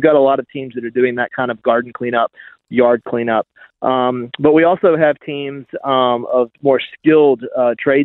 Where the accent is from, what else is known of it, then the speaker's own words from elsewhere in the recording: United States; accent: American; moved away as an adult; now in Australia; My accent betrays me for sure. Yeah, I'm American